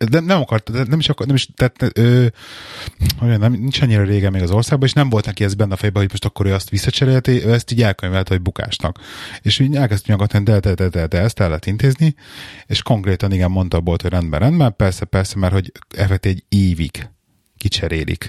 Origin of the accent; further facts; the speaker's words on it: Budapest, Hungary; now in England; otthon Pesten